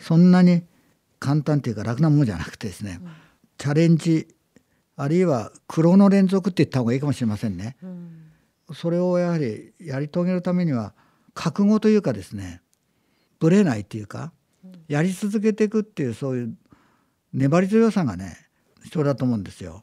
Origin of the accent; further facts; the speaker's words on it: Aizuwakamatsu, Fukushima, Japan; moved away; also born or lived in Gunma; あの生まれ育ちがあの福島県の会津なんですね